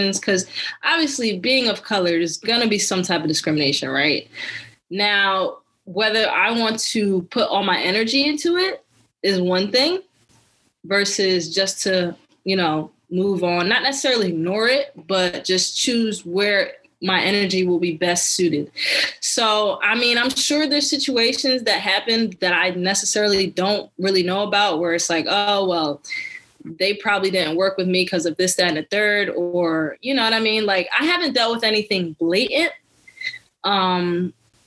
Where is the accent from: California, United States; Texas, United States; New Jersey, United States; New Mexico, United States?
New Jersey, United States; Cherry Hill; moved away as an adult; also born or lived in Staten Island, New York / Almeria, Spain; now in Philadelphia, United States; I'm from Jersey mostly. So like I grew up in Cherry Hill